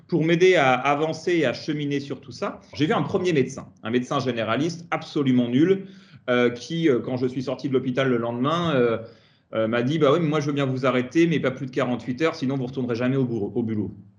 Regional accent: Tours, Centre-Val de Loire, France; moved away as an adult; also born or lived in Paris region; now in Yvelines, France; Je suis un Tourangeau d'origine

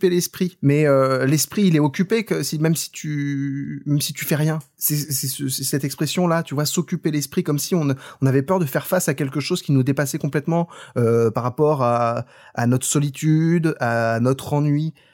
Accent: Brittany, France; Tu sais, moi, euh, je suis breton.

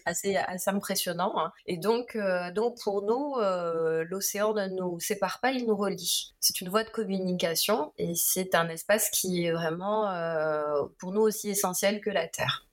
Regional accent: French Polynesia; en vivant en Polynésie, en grandissant en Polynésie

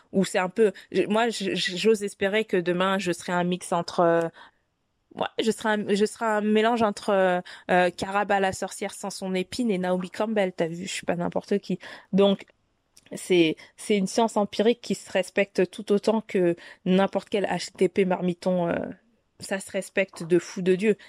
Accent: Paris, Île-de-France, France; je suis une petite parisienne

